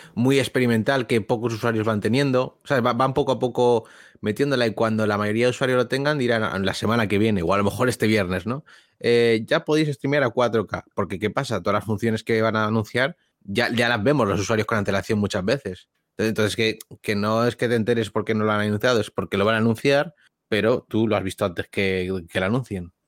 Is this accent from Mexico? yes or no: no; Spain; los que somos de España o hispanohablantes